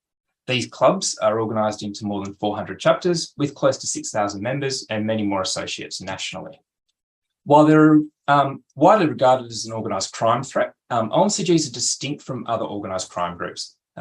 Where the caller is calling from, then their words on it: Canberra, Australian Capital Territory, Australia; I also want to acknowledge that I'm presenting from Canberra, where I'm on Ngunnawal land